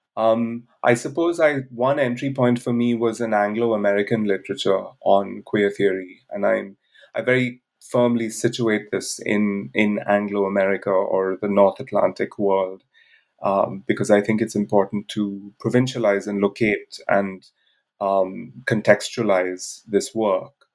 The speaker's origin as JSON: {"language": "English", "country": "India", "tie": "born or raised there", "also_born_or_lived": "Bangalore", "moved": "as an adult", "said": "I grew up in India where I lived till the age of 23"}